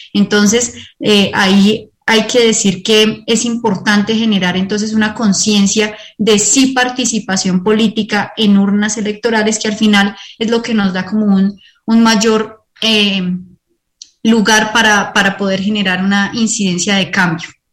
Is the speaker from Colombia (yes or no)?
yes; Colombia